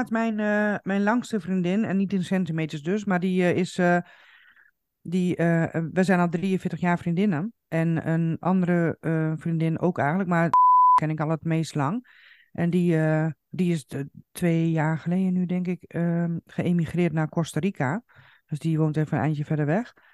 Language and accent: Dutch; Coevorden, Drenthe, Netherlands; now in Zaandam, Netherlands; ik ben vanuit Koevoorden dus naar Zaandam gegaan. Maar natuurlijk ehm, heb ik ook eh, eh, familie en, ehm, en, en, vrienden in Koevorden.